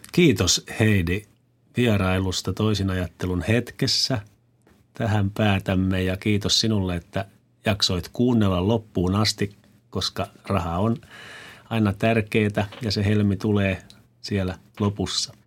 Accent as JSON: {"language": "Finnish", "region": "Kymenlaakso", "country": "Finland", "said": "me ollaan usein tämmöisiä me kymenlaaksolaiset tai minä kymenlaaksolaisena"}